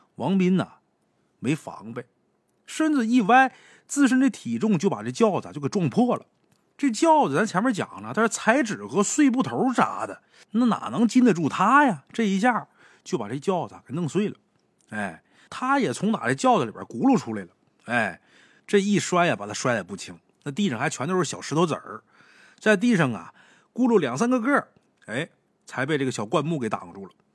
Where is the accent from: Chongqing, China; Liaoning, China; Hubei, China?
Liaoning, China; 我老家那地方，辽宁